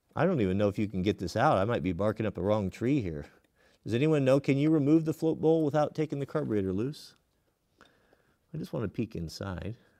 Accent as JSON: {"language": "English", "country": "United States", "said": "I'm an American"}